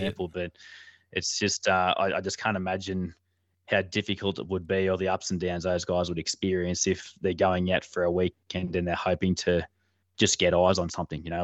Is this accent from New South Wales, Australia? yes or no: yes; Armidale, northern New South Wales, Australia; I was actually born in Armidale, but I've only lived here, um, for the last few years, maybe four or five years. Um, so, but yeah, sort of originally based around that northern New South Wales area